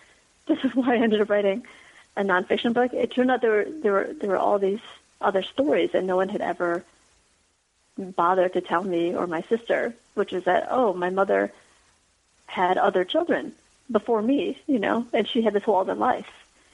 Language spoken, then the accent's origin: English; Michigan, United States; moved away as an adult; also born or lived in Saigon, Vietnam; now in San Francisco Bay Area, United States; And we landed in a refugee camp in Arkansas, and from there were resettled in Michigan. So that's where I grew up and, you know, always was American and always felt American and always spoke English.